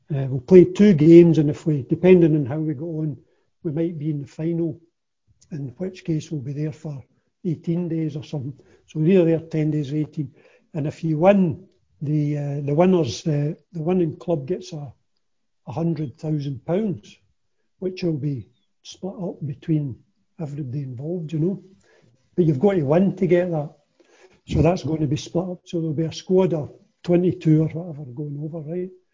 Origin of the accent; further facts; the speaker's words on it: Kilmarnock, Scotland, United Kingdom; I was born and brought up in Kilmarnock, so I was naturally a Kilmarnock supporter